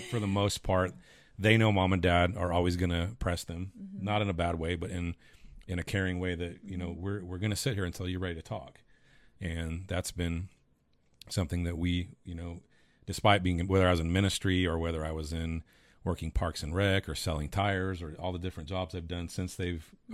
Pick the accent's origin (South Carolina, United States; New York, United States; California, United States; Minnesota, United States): California, United States; Taft or Bakersfield; moved away as an adult; now in Texas, United States; growing up in Taft or Bakersfield